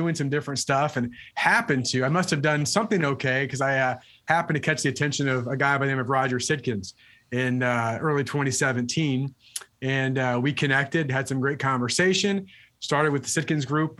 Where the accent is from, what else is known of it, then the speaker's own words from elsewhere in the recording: Illinois, United States; also born or lived in Wisconsin; moved on to another agency in Illinois, which is my home state